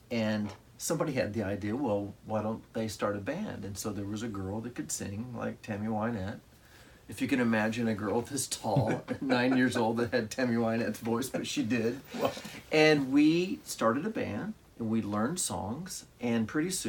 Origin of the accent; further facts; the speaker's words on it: Mahomet, Illinois, United States; I grew up in Mahomet, Illinois, which is 9 miles from Champaign